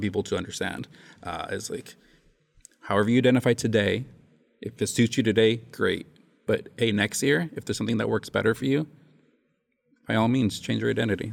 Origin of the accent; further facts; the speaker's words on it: United States; I was raised in the States.